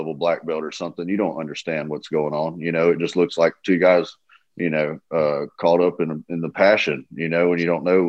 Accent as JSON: {"language": "English", "region": "the South", "country": "United States", "said": "I'm from the South"}